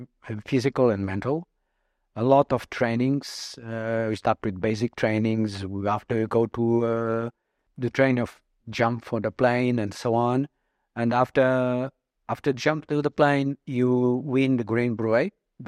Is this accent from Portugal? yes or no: yes; Portugal; moved away as an adult; also born or lived in Mozambique; I'm almost 53 next week and I'm Portuguese. I was born in Mozambique in Africa, but I passed all my life in Portugal. I'm living here for almost 11 years.